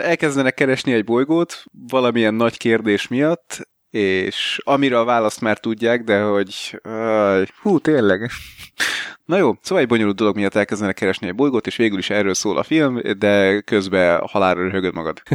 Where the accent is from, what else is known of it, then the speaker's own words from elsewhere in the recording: Hungary; De egyébként magyar vagyok, én is tudok sorban állni.